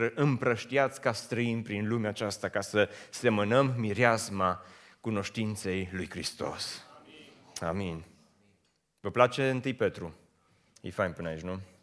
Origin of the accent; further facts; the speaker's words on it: Romania; moved away as an adult; also born or lived in United States; am preferat să mă întorc acasă, ca să nu mai fiu străin